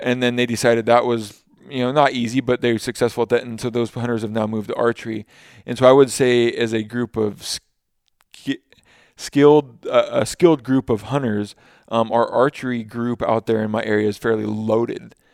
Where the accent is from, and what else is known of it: Washington, United States; born or raised there